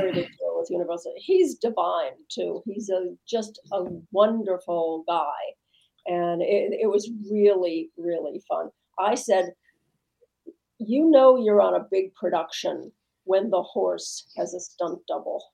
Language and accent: English; Midwest, United States; I'm from the Midwest